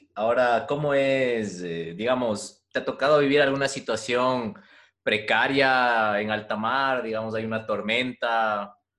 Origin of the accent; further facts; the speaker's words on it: Ecuador; nosotros como ecuatorianos